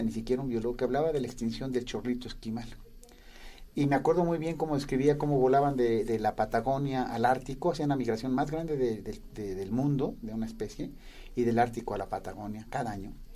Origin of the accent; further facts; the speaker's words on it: Toluca, State of Mexico, Mexico; yo crecí en Toluca, cerca de la ciudad donde había una laguna